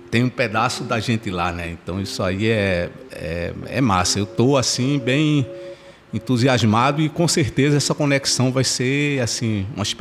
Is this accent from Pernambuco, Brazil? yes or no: yes; Pernambuco, Brazil; eu, eu, sou de Pernambuco, como é que eu vou falar diferente?